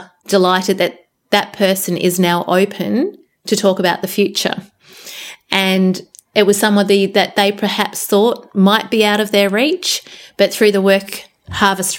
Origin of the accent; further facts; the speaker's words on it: Geelong, Victoria, Australia; moved away as an adult; also born or lived in Melbourne, Australia / Perth, Australia; I was born and bred in Geelong